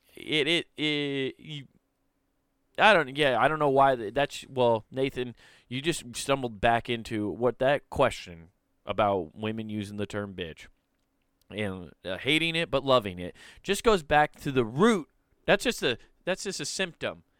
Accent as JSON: {"language": "English", "region": "Iowa", "country": "United States", "said": "We're all from Iowa"}